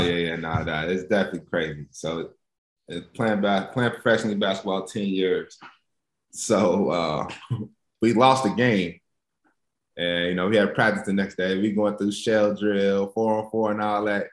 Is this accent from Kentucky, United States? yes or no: yes; Lexington, Kentucky, United States; growing up in Lexington